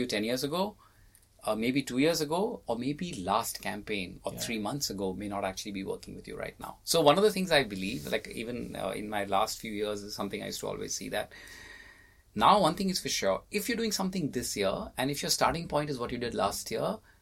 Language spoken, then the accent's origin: English; India; being Indian